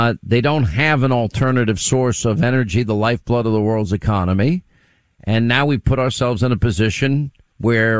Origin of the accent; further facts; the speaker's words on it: New York, United States; I was born in New York